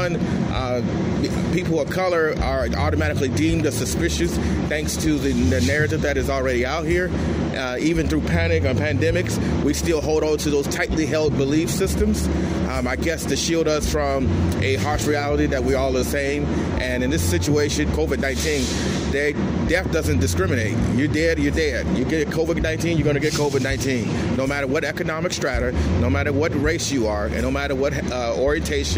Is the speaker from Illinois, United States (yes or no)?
yes; Chicago, Illinois, United States; now in Los Angeles, United States; I'm from Chicago